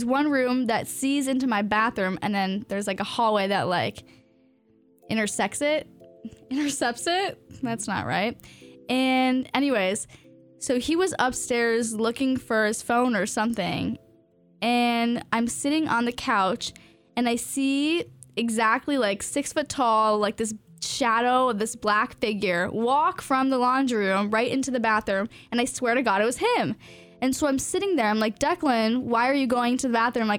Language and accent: English; Virginia, United States; also born or lived in Coos Bay, Oregon; we moved to Virginia because I was born in Coos Bay, Oregon. And then we moved to Virginia